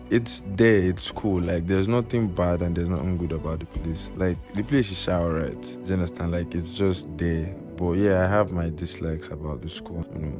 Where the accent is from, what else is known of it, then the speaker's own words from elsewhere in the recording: Enugu State, Nigeria; I'm from Enugu State